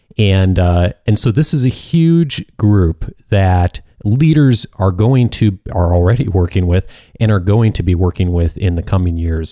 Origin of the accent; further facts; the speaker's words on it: Midwest, United States; growing up in the Midwest